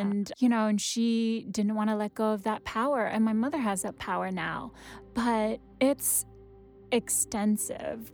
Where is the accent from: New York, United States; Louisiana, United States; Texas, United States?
New York, United States; New York City; first language Wenzhounese; English is a second language; also born or lived in Wenzhou, China; now in Brooklyn, United States; I grew up in Queens